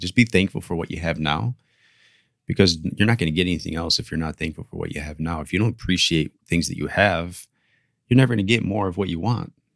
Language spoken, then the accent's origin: English; Ohio, United States; now in Miami, United States; I grew up in Ohio